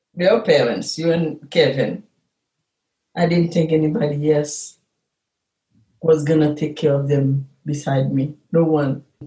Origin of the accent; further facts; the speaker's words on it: Haiti; moved away as an adult; now in Chicago, United States; We are Haitian American.